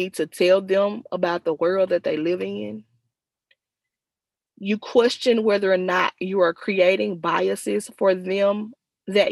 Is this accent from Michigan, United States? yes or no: no; Noxubee County, Mississippi, United States; I'm from Noxubee County, which is kind of on the other side, a couple counties over